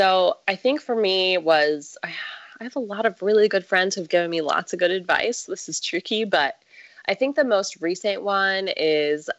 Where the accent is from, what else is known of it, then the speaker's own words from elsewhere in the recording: Midwest, United States; now in San Diego, United States; I am from the Midwest